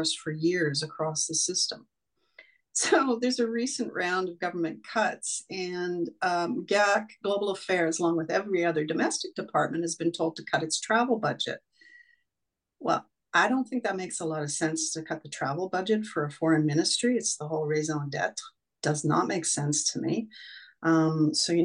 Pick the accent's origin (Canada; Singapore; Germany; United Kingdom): Canada; we're being typically Canadian.